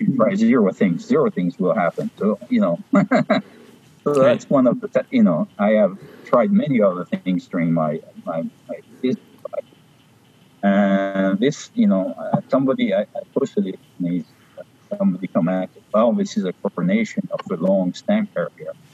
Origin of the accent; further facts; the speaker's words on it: Paris, Île-de-France, France; moved away; I was born in Paris. I spent my youth in Paris